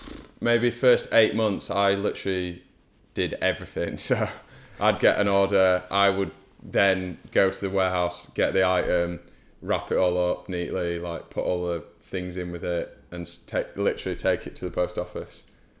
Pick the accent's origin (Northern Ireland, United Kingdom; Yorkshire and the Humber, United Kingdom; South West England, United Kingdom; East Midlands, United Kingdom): Yorkshire and the Humber, United Kingdom; Huddersfield; now in London, United Kingdom; I'm from Huddersfield, which is quite nearby there.